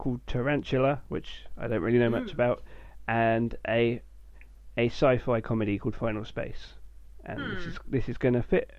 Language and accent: English; United Kingdom; as a British person